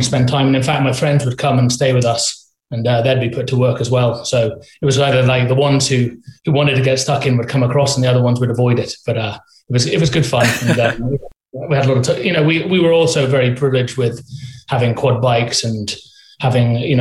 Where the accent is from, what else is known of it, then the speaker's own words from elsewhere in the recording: Shrewsbury, West Midlands, United Kingdom; I was born in Shrewsbury in Shropshire. We live on the farm where Beaverfit is headquartered from at the minute in the UK